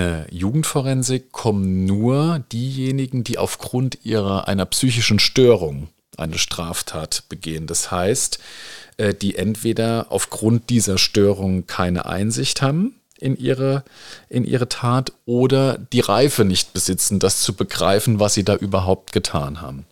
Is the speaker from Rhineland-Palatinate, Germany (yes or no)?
yes; Rhineland-Palatinate, Germany; jetzt als Pfälzer, äh, und Rheinland-Pfälzer